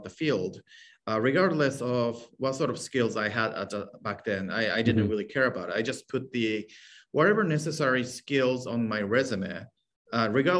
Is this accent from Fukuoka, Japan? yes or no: no; Hokkaido, Japan; moved away as an adult; now in San Francisco, United States; I was born and raised in Japan. Place called Hokkaido, and it's a northern island of the country.